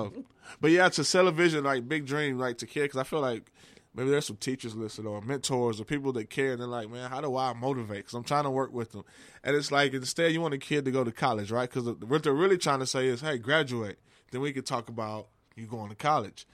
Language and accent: English; Texas, United States; I grew up in Texas.